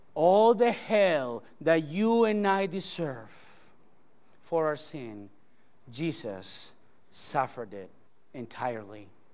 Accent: Spain; English is a second language; moved away; I came all the way from Spania. from Spain

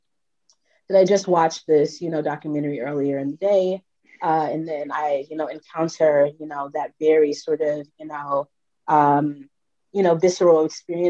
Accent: Orangeburg, South Carolina, United States; I grew up in Orangeburg, South Carolina.

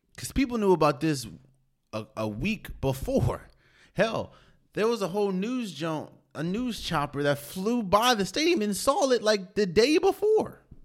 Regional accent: United States; I'm from the Maryland, D C area. Born and raised.

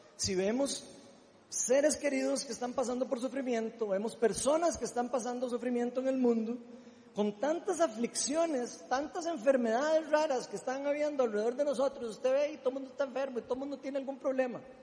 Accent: Costa Rica; Como buen tico

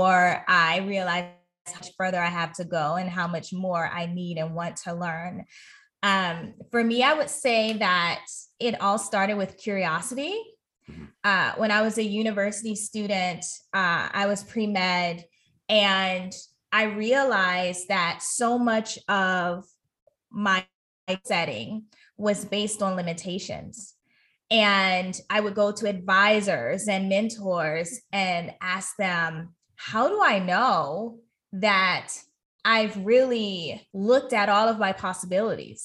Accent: United States; my home country in the US

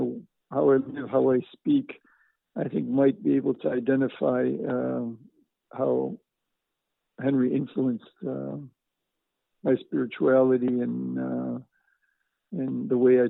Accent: Syracuse, New York, United States; moved away as an adult; also born or lived in Rome / Ukraine; now in Philadelphia, United States; I was born in Syracuse, not too far away from where you are, in New York State.

